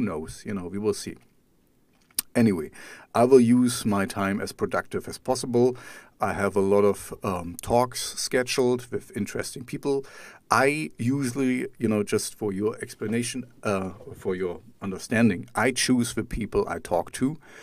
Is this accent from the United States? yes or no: no; East Germany, Germany; I grew up in East Germany.